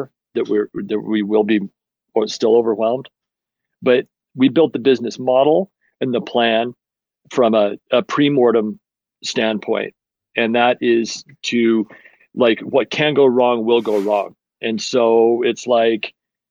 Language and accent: English; Utah, United States; moved away as an adult; also born or lived in Portland; I grew up in Utah. I'm back in Utah